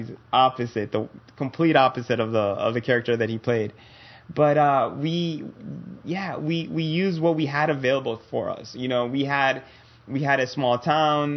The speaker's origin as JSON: {"language": "English", "country": "Nicaragua", "said": "my home country, Nicaragua, in Central America"}